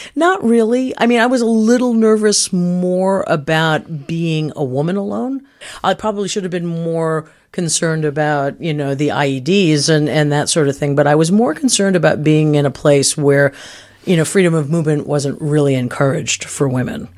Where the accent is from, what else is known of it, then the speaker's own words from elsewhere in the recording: Canaan, New Hampshire, United States; now in Milwaukee, United States; I grew up in a little town called Canaan, New Hampshire.